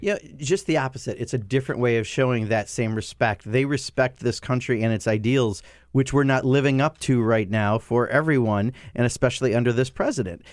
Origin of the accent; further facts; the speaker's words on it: Wisconsin, United States; This is a deindustrialized part of Wisconsin. My hometown, fourteen thousand people used to make cars.